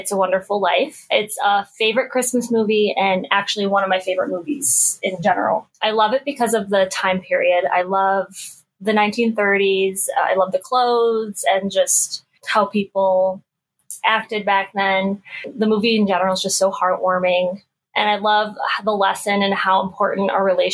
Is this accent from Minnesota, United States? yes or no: no; Buffalo, New York, United States; we're from Buffalo.